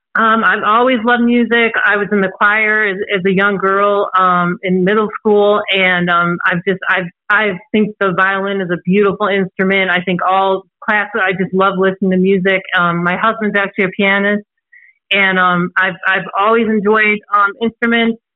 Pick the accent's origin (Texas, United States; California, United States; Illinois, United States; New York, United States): Illinois, United States; Antioch; also born or lived in Chicago, Illinois; I'm actually originally from Chicago, Illinois. As you can probably hear, I don't have an accent. Um, but um, I was originally from Chicago, Illinois, and we had moved um, from Chicago to a small town um, called Antioch in Illinois. And um, we moved there when I was six years old